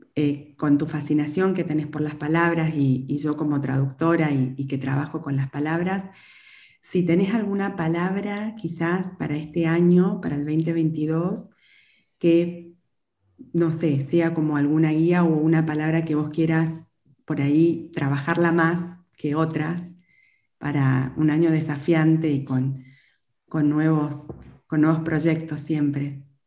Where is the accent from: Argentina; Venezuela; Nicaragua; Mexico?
Argentina; Chaco; yo como también soy del interior, soy del Chaco